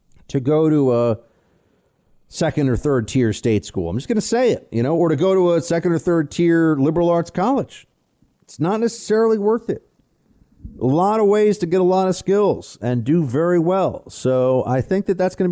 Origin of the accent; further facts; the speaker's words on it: New York City, New York, United States; my hometown, for my city